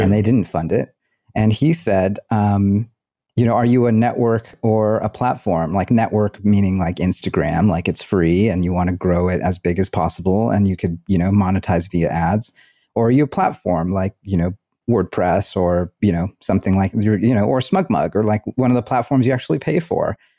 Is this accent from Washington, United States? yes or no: no; Bay Area, California, United States; I grew up in the Bay Area